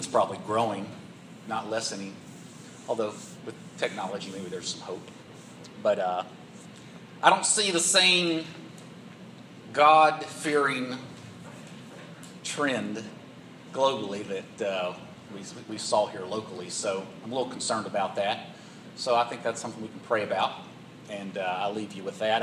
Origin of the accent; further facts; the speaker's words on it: Roanoke, Virginia, United States; moved away as an adult; now in Chattanooga, United States; I grew up in Roanoke, Virginia.